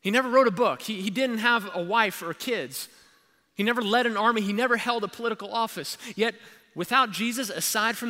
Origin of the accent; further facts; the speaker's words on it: Kentucky, United States; I am from Kentucky